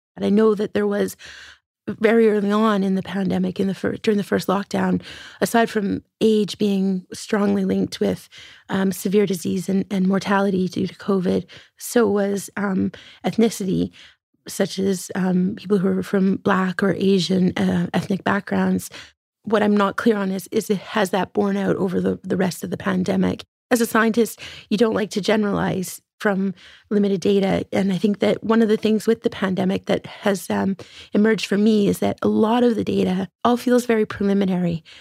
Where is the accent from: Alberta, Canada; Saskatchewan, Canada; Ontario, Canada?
Alberta, Canada; far northern; growing up in Western Canada and, uh, some remote regions